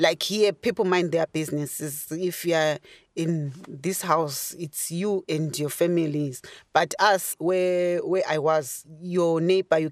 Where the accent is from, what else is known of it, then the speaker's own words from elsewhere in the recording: Bulawayo, Zimbabwe; moved away as an adult; now in Ireland; I'm from Zimbabwe, Bulawayo, Matabele in Zimbabwe.